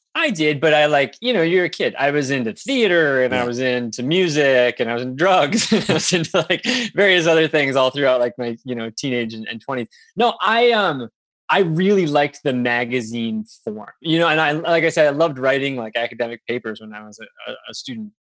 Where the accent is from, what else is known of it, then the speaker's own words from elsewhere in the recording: Wisconsin, United States; moved away as an adult; now in Maine, United States; I grew up in Wisconsin